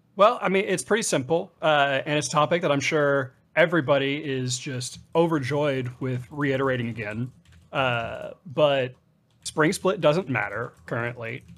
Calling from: Los Angeles, California, United States; I'm calling from Los Angeles, California

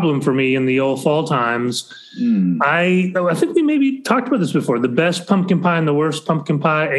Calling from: Ithaca, New York, United States; I got to tell you, I'm calling in from Ithaca. This is a wonderful place.

